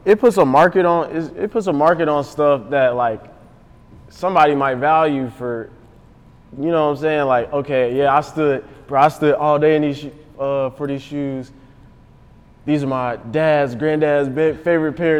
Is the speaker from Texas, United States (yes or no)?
no; Atlanta, Georgia, United States; growing up in Atlanta